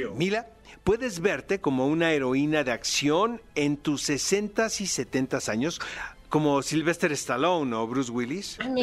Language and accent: Spanish; Mexico; Como mexicano